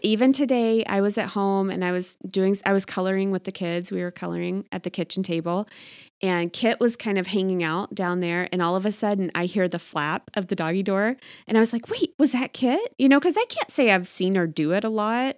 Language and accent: English; Texas, United States; now in Arizona, United States; I grew up in Texas